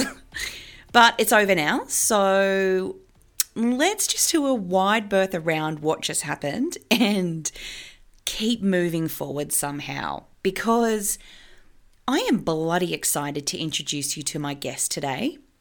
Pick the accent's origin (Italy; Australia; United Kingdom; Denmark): Australia; Forbes, New South Wales; I grew up in a pub in a small country town called Forbes